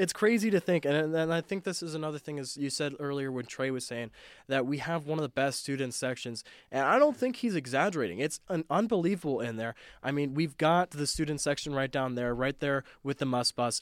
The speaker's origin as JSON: {"language": "English", "region": "Southern Nevada", "country": "United States", "tie": "born or raised there", "said": "growing up in Southern Nevada"}